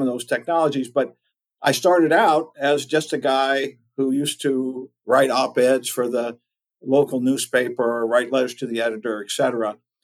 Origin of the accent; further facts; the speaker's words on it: Maryland, United States; also born or lived in Southern California / Austin, Texas; now in East Tennessee, United States; I'm from Maryland originally